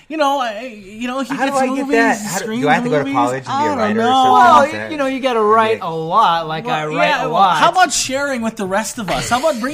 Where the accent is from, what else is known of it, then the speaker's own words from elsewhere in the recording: Oahu, Hawaii, United States; Growing up in Oahu